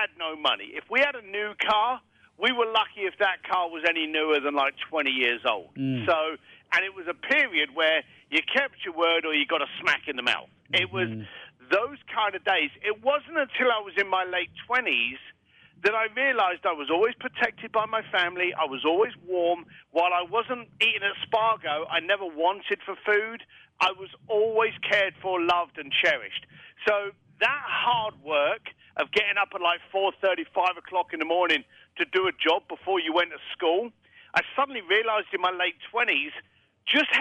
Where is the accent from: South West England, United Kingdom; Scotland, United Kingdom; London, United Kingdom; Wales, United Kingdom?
London, United Kingdom; moved away; I'm a bricklayer from East London